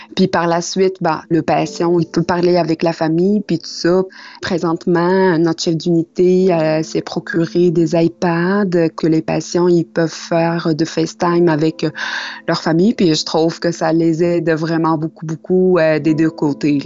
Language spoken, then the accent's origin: French; Tunisia; moved away as an adult; now in Quebec City, Canada; Je suis une immigrante. Ça fait six ans que je suis à Québec. Je suis partie avec un rêve de la Tunisie.